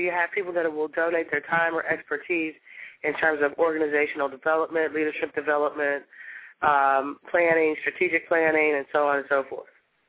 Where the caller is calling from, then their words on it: Cincinnati, Ohio, United States; I'm calling from Cincinnati, Ohio.